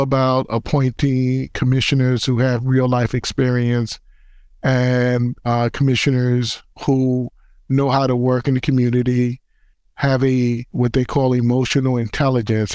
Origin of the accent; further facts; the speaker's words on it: New York City, New York, United States; I grew up in the Bronx, and I also am a former basketball player